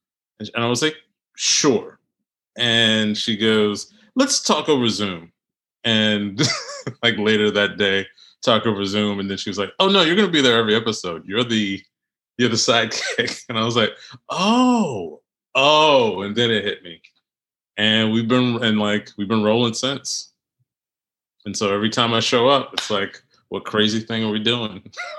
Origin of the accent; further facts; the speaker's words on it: New Jersey, United States; moved away; I'm from Jersey, out of the 80s and 90s.